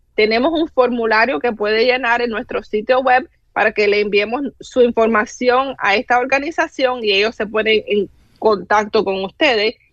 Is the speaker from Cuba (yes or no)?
yes; Cuba; now in United States; yo soy cubana